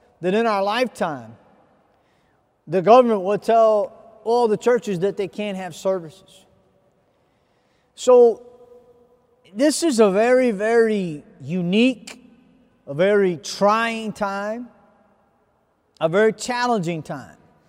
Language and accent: English; United States; I come from America.